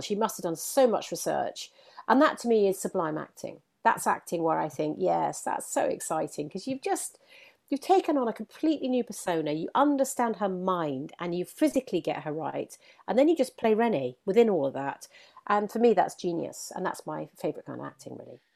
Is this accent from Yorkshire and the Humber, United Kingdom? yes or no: yes; Leeds, Yorkshire and the Humber, United Kingdom; now in London, United Kingdom; I grew up in Yorkshire, um, where my, my, my mum wasn't northern. Uh, I was brought up in Leeds